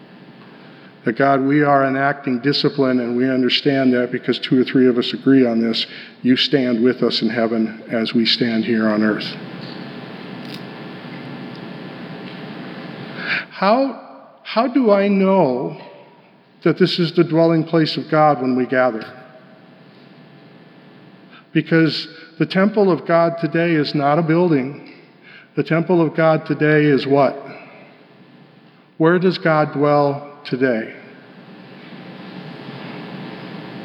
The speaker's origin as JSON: {"language": "English", "town": "Denver", "region": "Colorado", "country": "United States", "tie": "born or raised there", "said": "I grew up in Denver"}